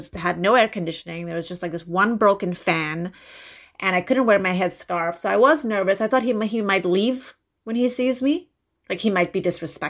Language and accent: English; Kandahar, Afghanistan; I'm from Afghanistan and I'm from Kandahar